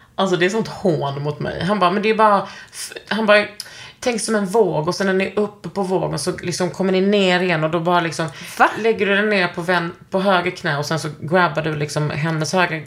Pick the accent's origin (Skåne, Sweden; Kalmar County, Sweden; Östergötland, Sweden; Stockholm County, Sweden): Skåne, Sweden; Gunnesbo; Jag är från Gunnesbo. Det var inte så jävla kul att växa upp där